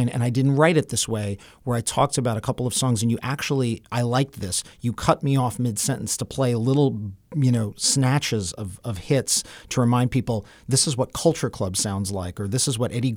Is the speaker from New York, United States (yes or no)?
yes; New York City, New York, United States; growing up in New York City